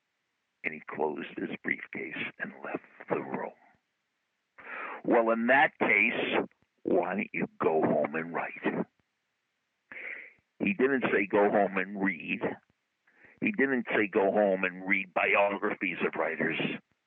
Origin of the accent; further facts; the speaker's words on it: Boston, Massachusetts, United States; When I was growing up in Brighton, Massachusetts